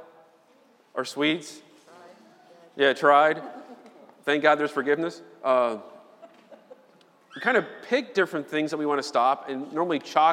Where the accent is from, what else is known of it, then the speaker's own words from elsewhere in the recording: Chicago, Illinois, United States; I'm from Chicago